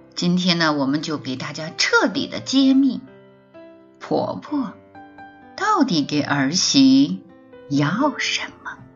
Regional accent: China; 特别是对于我们中国人而言

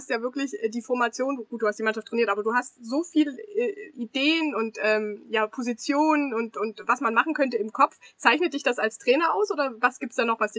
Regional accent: Erzgebirge, Saxony, Germany; ich bin da groß geworden.

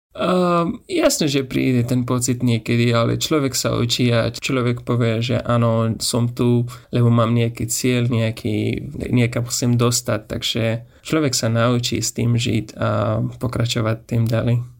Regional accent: Afghanistan; Slovak is a second language; moved away as an adult; now in Slovakia; Som z Afganistanu Momentálne bývam na Slovensku už skôr 3,5 roky a tu študujem medicínu

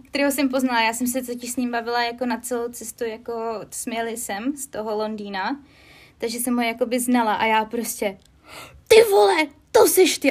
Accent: Czechia; moved away as an adult; now in United Kingdom; já jsem z České republiky

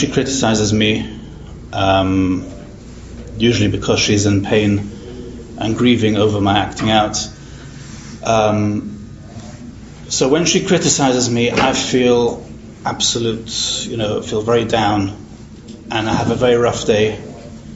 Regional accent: Manchester, North West England, United Kingdom; I'm from Manchester in England

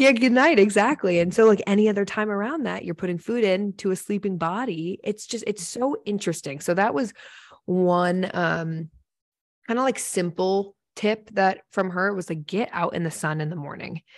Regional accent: Seattle, Washington, United States; I grew up in Seattle

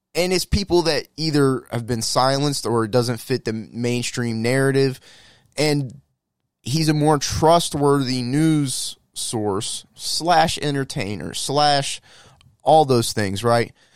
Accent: United States; we as the American people

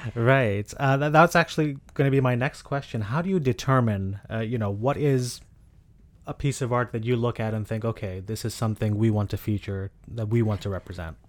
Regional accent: Dubai, United Arab Emirates; Growing up in Dubai

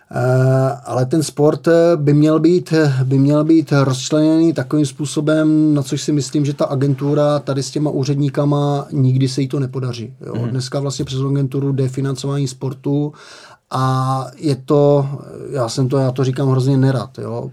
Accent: Moravian-Silesian Region, Czechia; já jsem z Moravskoslezského kraje

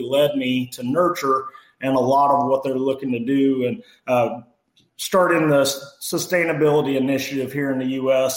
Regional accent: Mason County, Illinois, United States; grew up on a family farm. Our family still farms up north of Springfield, Illinois in Mason County

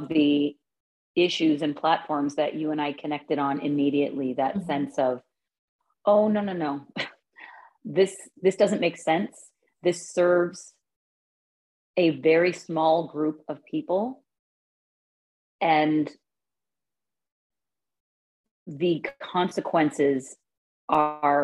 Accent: Canada; we're Canadian

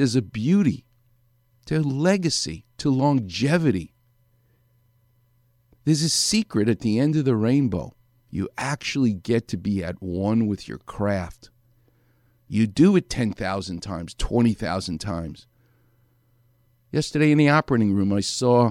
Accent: New York City, New York, United States; I'm from New York. The word water and superior doesn't have an R on the end of the word

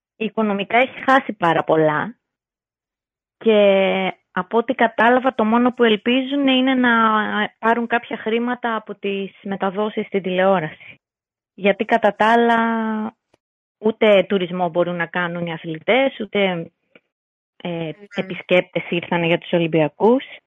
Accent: Greece; εμείς σαν Έλληνες

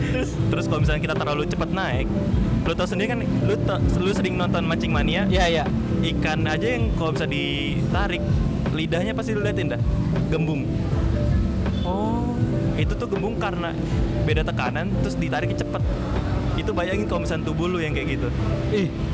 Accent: Indonesia; gue dari Indonesia

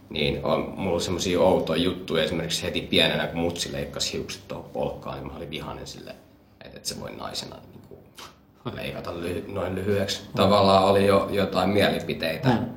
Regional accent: Ethiopia; Niin, että mä oon etiopialainen, on silleen

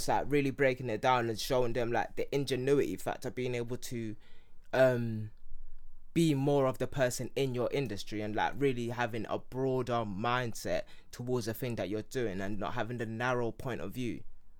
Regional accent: Nigeria; Well, obviously they asked me what my name was first, and then I said I'm from Yoruba. Like, yes, Nigeria, but you know, Nigeria is really a Portuguese word that derives from this.

